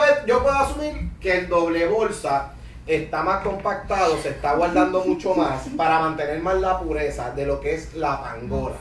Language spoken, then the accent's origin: Spanish; Cataño, Puerto Rico; also born or lived in Bayamón / Carolina; Me crié en Cataño vivía en Bayamón, me estudio en Cataño ah. y me mudo a Carolina